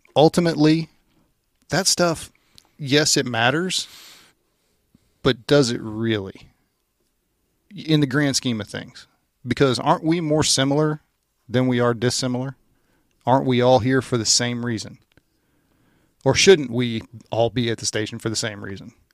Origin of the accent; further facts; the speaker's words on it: Louisiana, United States; I grew up in Louisiana